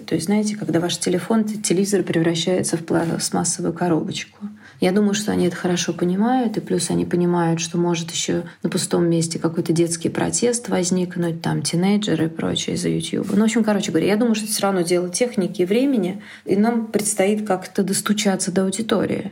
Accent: Russia

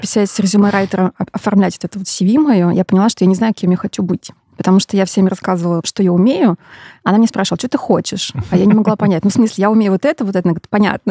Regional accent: Perm, Perm Krai, Russia; moved away; Я родом из Перми

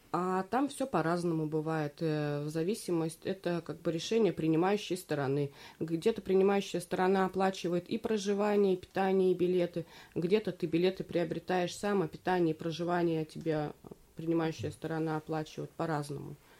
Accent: Belyy Yar, Verkhneketsky District, Tomsk Oblast, Russia; Я выросла в Верхнекетском районе, в поселке Белья

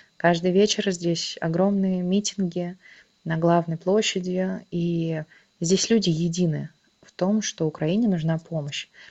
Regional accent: Russia; moved away as an adult; now in Tbilisi, Georgia; когда ты говоришь, что из России

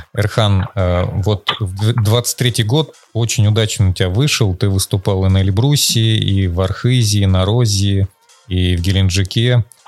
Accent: Urals, Russia; я сам с Урала

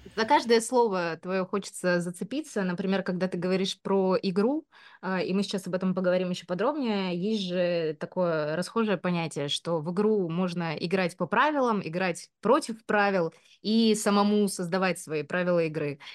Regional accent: Omsk, Omsk Oblast, Russia; moved away; Я там родилась э, в Омске, и наоборот, э, знаешь, очень сильно хотела из этого Омска выбраться. Когда я была маленькая

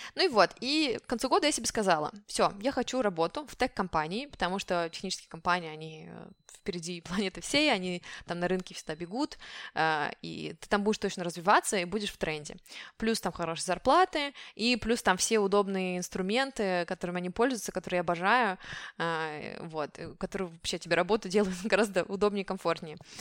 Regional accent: Siberia, Russia; first language Russian; moved away as an adult; also born or lived in Moscow, Russia; now in France; я из Сибири

